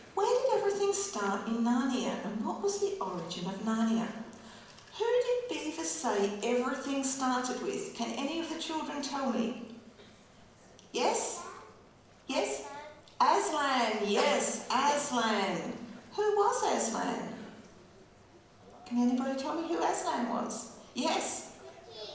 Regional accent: Geraldton, Western Australia, Australia; also born or lived in Wycheproof, Victoria / the wheat belt, Western Australia; when I was 3 years old, I moved from Victoria to a farm near Geraldton

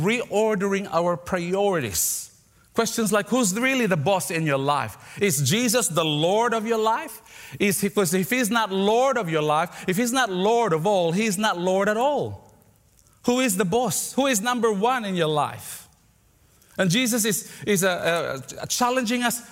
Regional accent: Philippines; moved away; I grew up in the Philippines, in the second largest city of the Philippines

